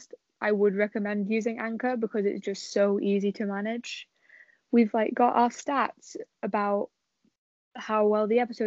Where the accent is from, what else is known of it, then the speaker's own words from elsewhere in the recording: England, United Kingdom; I'm from England